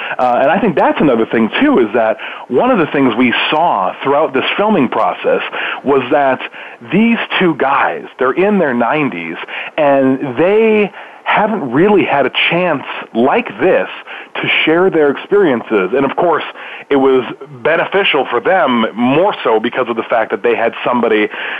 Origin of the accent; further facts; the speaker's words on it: Milwaukee, Wisconsin, United States; That's my hometown.